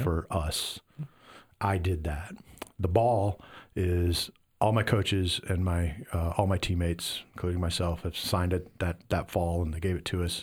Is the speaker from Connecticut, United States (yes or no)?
no; Iowa, United States; moved away; I'm from Iowa